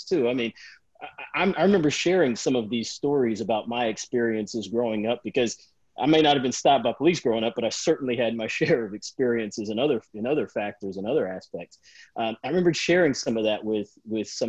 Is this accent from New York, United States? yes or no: no; Atlanta, Georgia, United States; moved away as an adult; also born or lived in Chicago; I'm from Atlanta, so I grew up in the South